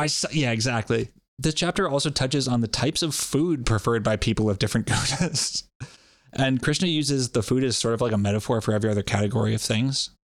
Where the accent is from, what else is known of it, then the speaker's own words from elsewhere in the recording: Rhode Island, United States; I always keep wanting to add a little R onto the end of that, but I'm from Rhode Island